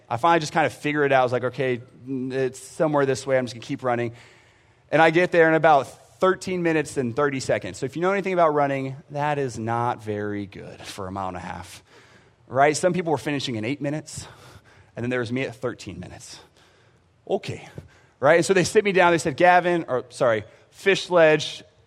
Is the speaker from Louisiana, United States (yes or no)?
no; San Antonio, Texas, United States; I grew up in San Antonio for the most part. We traveled around, um, but San Antonio wa, was where I graduated